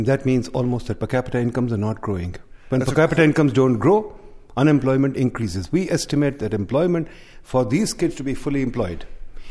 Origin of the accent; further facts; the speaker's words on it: Lahore, Punjab, Pakistan; Lahore, my hometown, which is the second largest city in the country